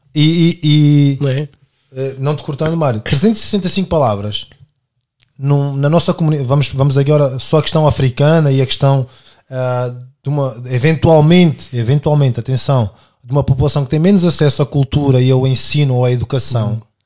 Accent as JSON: {"language": "Portuguese", "town": "Amadora", "region": "Lisbon", "country": "Portugal", "tie": "born or raised there", "also_born_or_lived": "Angola / Buraca", "said": "E sou angolano, nascido em Angola, uh, crescido inicialmente de quando venho para Portugal em 91 na Cova da Moura e depois na Buraca"}